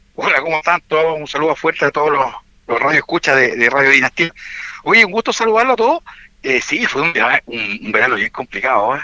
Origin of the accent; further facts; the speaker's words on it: Linares, Maule, Chile; also born or lived in Santiago Metropolitan Region; now in San José de Maipo, Chile; Yo soy de Linares, así que eh, mi corazón está allá